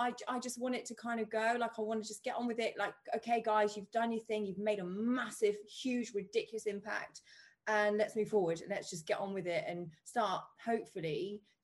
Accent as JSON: {"language": "English", "country": "United Kingdom", "said": "we're British"}